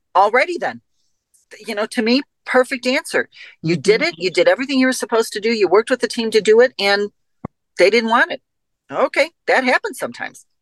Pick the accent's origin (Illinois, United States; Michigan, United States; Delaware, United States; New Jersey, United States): Illinois, United States; Chicago; I come from Chicago.